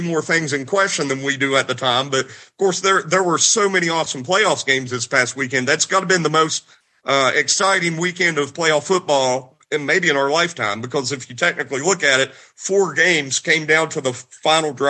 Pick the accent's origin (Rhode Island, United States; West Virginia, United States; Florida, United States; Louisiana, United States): West Virginia, United States; I grew up in West Virginia.